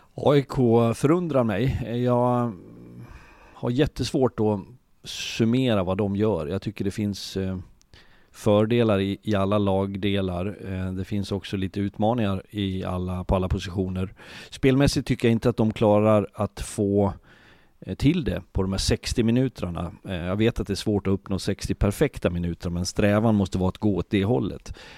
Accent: Leksand, Dalarna County, Sweden; jag bor i Leksand, jag kommer från Leksand

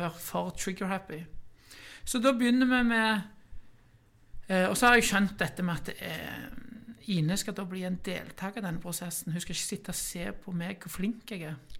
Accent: Norway; Jeg er vokst opp i Kværnag

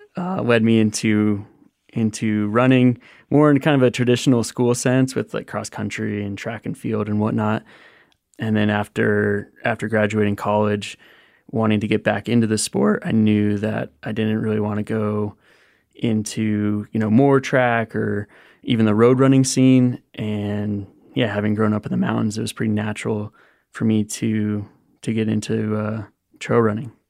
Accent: Buena Vista, Colorado, United States; I grew up in Buena Vista, Colorado

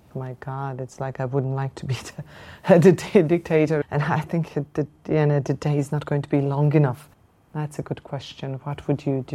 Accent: Ljubljana, Slovenia; I'm coming from Slovenia.

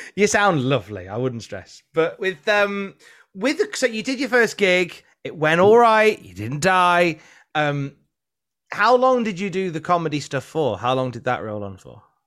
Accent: Midlands, United Kingdom; now in North of England, United Kingdom; I'm originally from the Midlands

